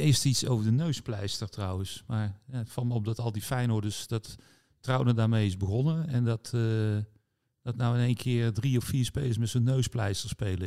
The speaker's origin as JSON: {"language": "Dutch", "town": "'s-Hertogenbosch", "region": "North Brabant", "country": "Netherlands", "tie": "born or raised there", "said": "Toevallig ook een Bossenaar, mijn geboortestad"}